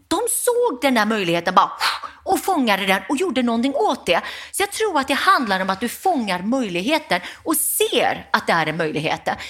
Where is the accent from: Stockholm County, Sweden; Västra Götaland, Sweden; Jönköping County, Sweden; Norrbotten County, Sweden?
Västra Götaland, Sweden; Gothenburg; efter en lång resa hamnade vi i Göteborg, miljonprogram Programmets Göteborg, arbetarkvarter, Västra Frölunda. Och där växte jag upp.